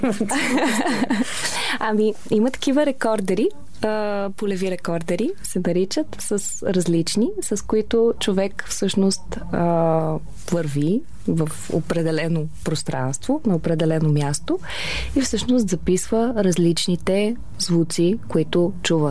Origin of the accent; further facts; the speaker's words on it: Varna, Varna Province, Bulgaria; Аз а, съм от Варна